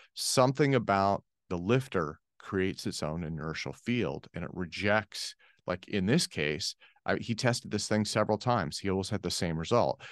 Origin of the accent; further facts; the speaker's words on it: United States; I'm speaking as an American